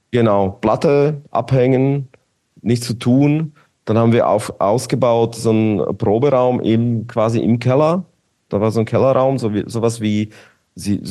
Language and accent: German; Bratislava, Bratislava Region, Slovakia; okay, ich komme aus Bratislava, Petržalka, Petržalka war quasi wie Mazan, so ein Gebiet